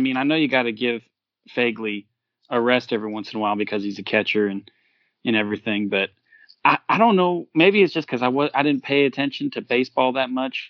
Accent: California, United States; now in the South, United States; I'm from Los Angeles. I'm not from Los Angeles. I'm from California.

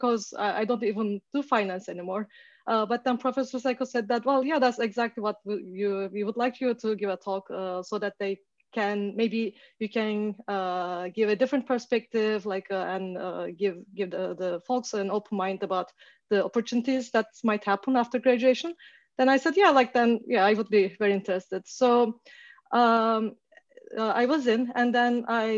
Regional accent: Turkey; moved away as an adult; also born or lived in Canada / Toronto; now in Seattle, United States; So I am originally from Turkey and I did my bachelor's in math in Turkey

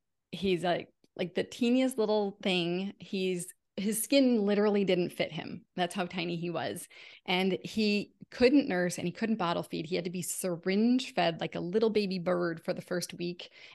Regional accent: Connecticut, United States; moved away as an adult; also born or lived in Massachusetts; now in California, United States; We moved to California from Connecticut. I had always lived in Connecticut and Massachusetts, so I was always near my family. So I left my family of origin, came to California, knew no one.

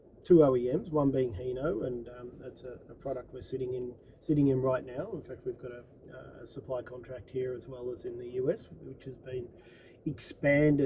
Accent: Melbourne, Victoria, Australia; moved away as an adult; now in United States; I'm a proud Australian and born and bred in Melbourne

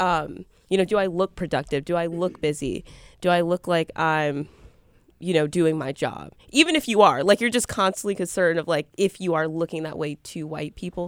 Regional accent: Milwaukee, Wisconsin, United States; I'm a journalism major from Milwaukee, from the Northwest side.

